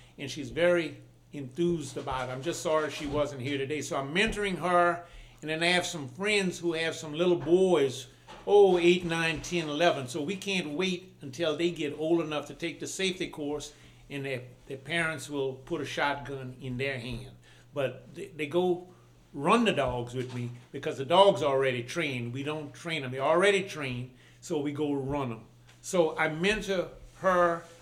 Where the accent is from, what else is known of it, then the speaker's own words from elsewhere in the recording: Louisiana, United States; moved away as an adult; now in Maryland, United States; I grew up in Louisiana. I stayed there until I was 22. Then I came here for a federal job and marriage.